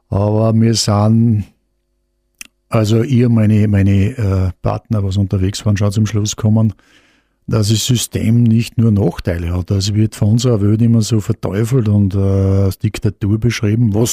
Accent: Austria; Also Österreich muss ich einen gewissen Vorteil. Ähm, wir haben natürlich auch die nötige Portion Schmäh dazu

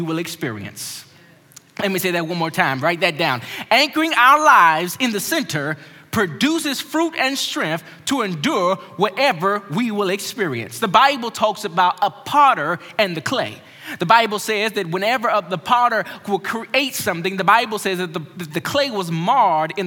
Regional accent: Maryland, United States; growing up in Maryland, my family

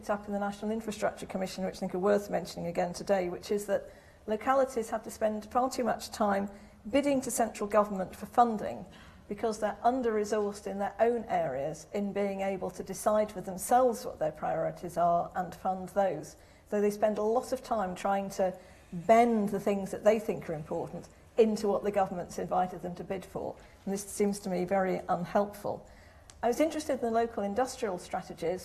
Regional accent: Stoke-on-Trent, West Midlands, United Kingdom; moved away; every time I go back to my hometown, which most of you will know is Stoke-on-Trent

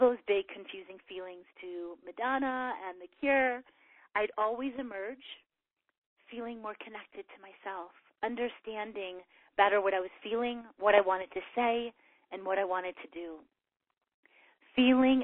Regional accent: Chicago, Illinois, United States; moved away as an adult; my hometown of Chicago

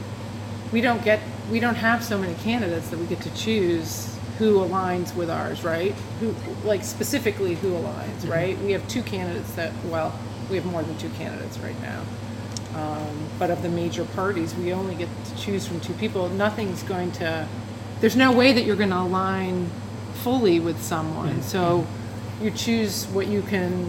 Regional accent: Massachusetts, United States; now in New Jersey, United States; my home state of Massachusetts

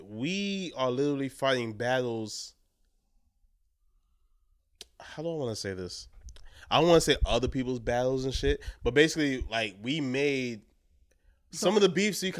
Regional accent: New York City, New York, United States; we're all from Brooklyn

